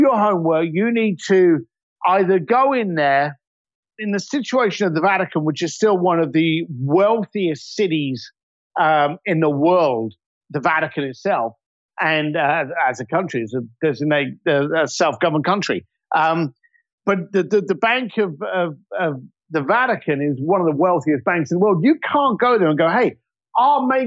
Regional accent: London, United Kingdom; I'm a bricklayer from East London

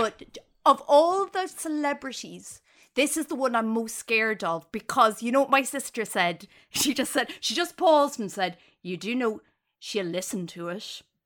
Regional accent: Ireland; now in United Kingdom; an Irish person who lives in the U K

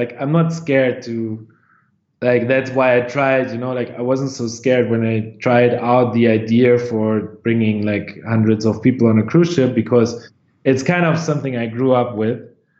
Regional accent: Lower Saxony, Germany; In close to Hanover, in northwestern part.

